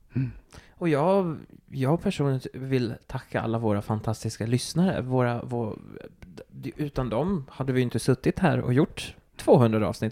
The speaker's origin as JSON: {"language": "Swedish", "town": "Turku", "region": "Southwest Finland", "country": "Finland", "moved": "yes", "said": "Jag kommer från Åbo."}